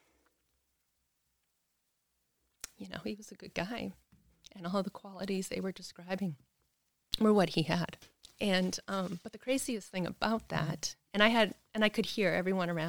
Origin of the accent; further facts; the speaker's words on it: Massachusetts, United States; moved away as an adult; also born or lived in California; now in Pickens County, United States; growing up, I was raised in Massachusetts